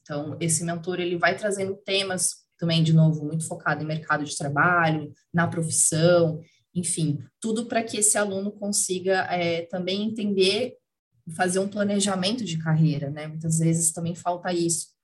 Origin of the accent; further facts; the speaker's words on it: Curitiba, Paraná, Brazil; moved away as an adult; now in São Paulo, Brazil; moro em São Paulo, sou curitibana, mas moro em São Paulo já, já há sete anos também